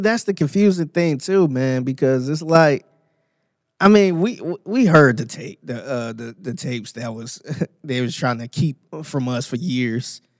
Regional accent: Cleveland, Ohio, United States; now in Houston, United States; Cleveland, Ohio, four four one oh five was my zip code

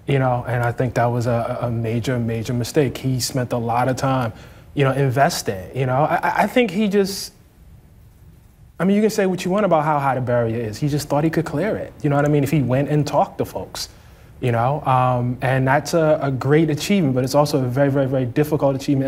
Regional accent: Baltimore, Maryland, United States; When I grew up in West Baltimore

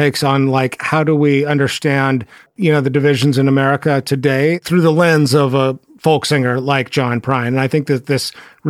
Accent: Texas, United States; accent: Texas; My Texas accent comes and goes. You put me in a room of Southerners and it comes screaming out.

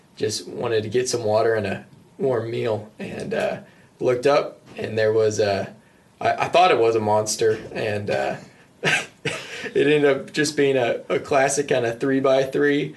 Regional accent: New Mexico, United States; I grew up in New Mexico

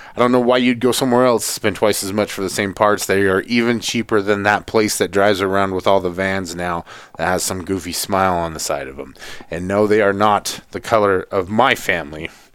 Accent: Atlanta, Georgia, United States; I grew up in Atlanta

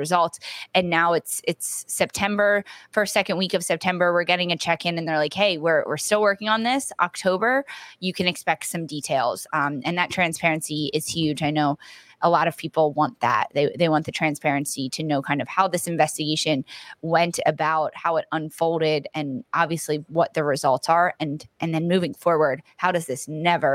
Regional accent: Philadelphia, Pennsylvania, United States; I'm from Philadelphia.

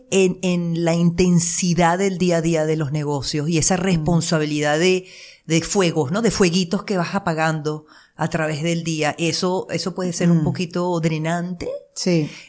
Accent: Venezuela; accent: Venezuelan; moved away as an adult; also born or lived in Miami, United States / Las Vegas, United States; now in United States

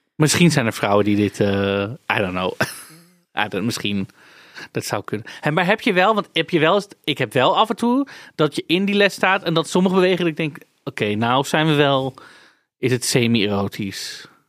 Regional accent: Amsterdam, North Holland, Netherlands; Ik ben daar geboren getogen. Ik heb daar niet gekozen om te wonen, hè? Is gewoon waar ik vandaan kom.

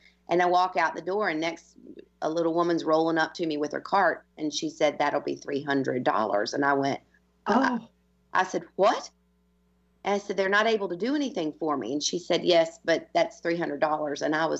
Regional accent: United States; now in Ireland; I've been Irish, been in Ireland for 20 years, and I'm as Irish as they come at this stage, but I am also American.

